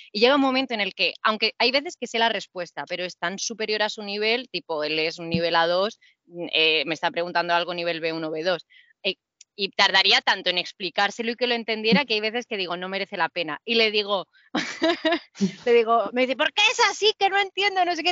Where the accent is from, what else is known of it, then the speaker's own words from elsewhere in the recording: Murcia, Region of Murcia, Spain; yo soy de Murcia